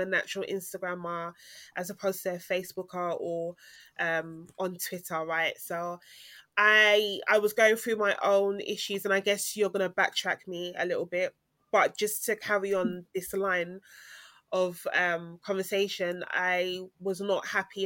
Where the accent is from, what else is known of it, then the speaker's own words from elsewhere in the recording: Ghana; culturally, I come from Ghana